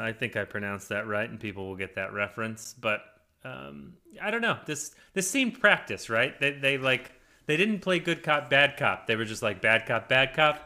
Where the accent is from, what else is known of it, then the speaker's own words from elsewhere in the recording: United States; I'm an American